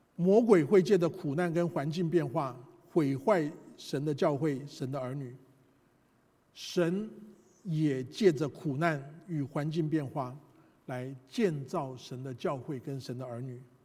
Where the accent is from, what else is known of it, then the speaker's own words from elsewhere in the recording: Taiwan; moved away; 我们这一代从台湾来的人